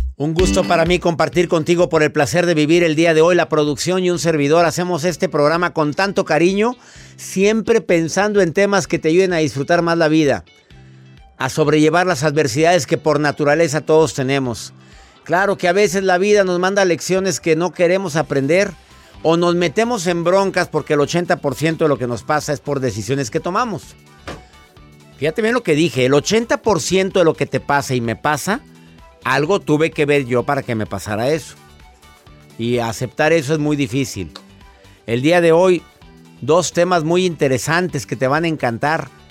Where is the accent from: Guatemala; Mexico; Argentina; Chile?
Mexico; en México, en mi país